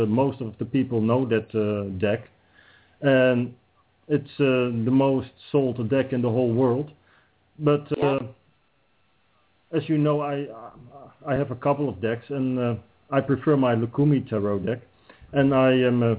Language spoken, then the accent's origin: English; Netherlands; I'm from the Netherlands